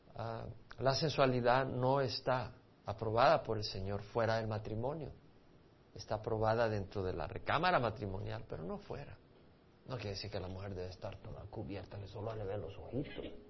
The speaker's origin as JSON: {"language": "Spanish", "country": "El Salvador", "tie": "born or raised there", "also_born_or_lived": "Montreal, Canada", "moved": "yes", "said": "Ahora yo crecí en El Salvador, pero mis padres son de Medio Oriente"}